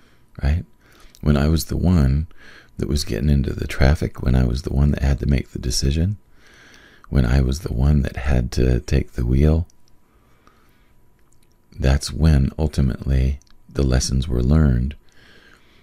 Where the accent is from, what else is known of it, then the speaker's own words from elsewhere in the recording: Wyoming, United States; I grew up in Wyoming.